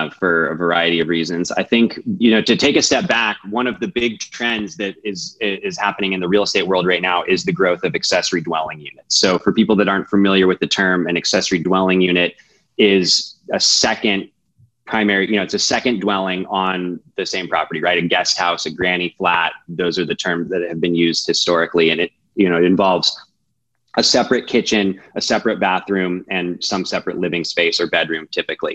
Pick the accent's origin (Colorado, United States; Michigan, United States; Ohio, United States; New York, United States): Colorado, United States; I grew up in Colorado. I'm a native Coloradan